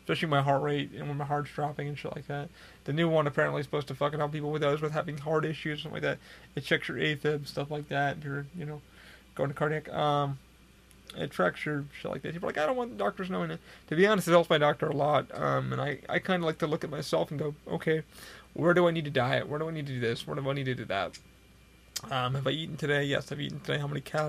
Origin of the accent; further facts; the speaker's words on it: Rochester, New York, United States; now in Florida, United States; I had somebody the other day from my hometown come up to me, and I was at Rochester, New York